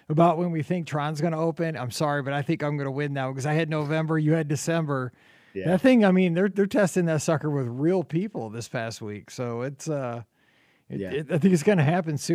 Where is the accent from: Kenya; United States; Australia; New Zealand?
United States; Missouri; I'm from Missouri